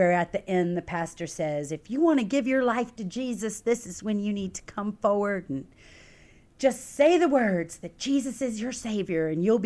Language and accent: English; Texas, United States; moved away as an adult; also born or lived in Lake Charles, Louisiana; now in Rochester, United States; when I was 2, my family moved to Texas. I spent 21 years in Texas